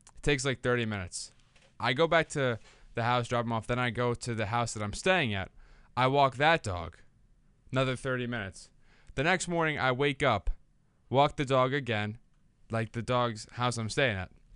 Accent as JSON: {"language": "English", "town": "Bayonne", "region": "New Jersey", "country": "United States", "tie": "born or raised there", "said": "I live in my hometown of Bayonne, New Jersey"}